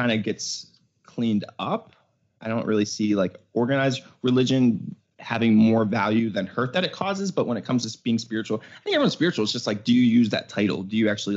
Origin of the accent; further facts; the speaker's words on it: Pittsburgh, Pennsylvania, United States; moved away as an adult; also born or lived in New York City; now in California, United States; I was moving from Pittsburgh. That's where I grew up